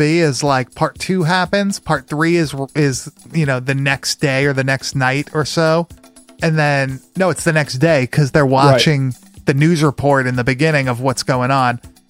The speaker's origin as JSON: {"language": "English", "area": "Long Island", "region": "New York", "country": "United States", "tie": "born or raised there", "said": "growing up on Long Island."}